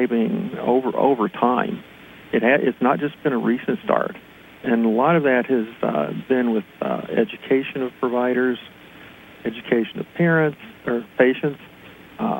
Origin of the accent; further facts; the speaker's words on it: West Virginia, United States; now in Pennsylvania, United States; I'm originally from West Virginia